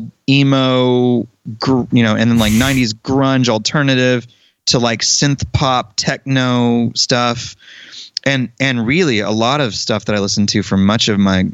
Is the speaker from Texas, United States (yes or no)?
yes; Denton, Texas, United States; moved away as an adult; also born or lived in Annapolis, Maryland; I'm from Denton, Texas